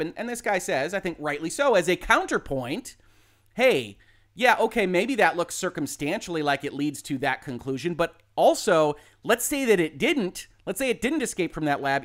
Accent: Michigan, United States; I'm from Michigan

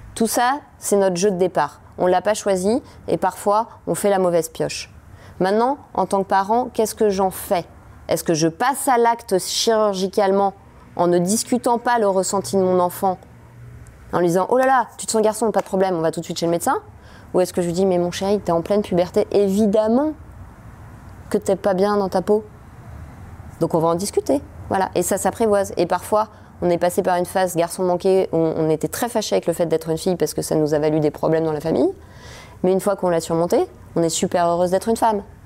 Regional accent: France; en tant que française, en tant que mère de famille

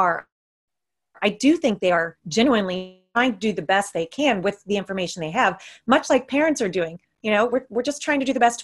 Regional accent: United States; moved away; I'm from the States. All my family, extended family is there.

